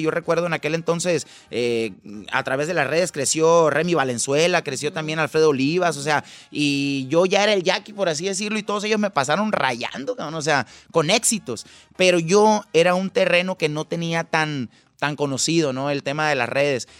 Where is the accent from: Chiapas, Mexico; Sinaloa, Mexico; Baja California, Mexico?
Sinaloa, Mexico; Mazatlán; Mi familia son de Nayarit, somos de Sinaloa, yo soy de Mazatlán, Sinaloa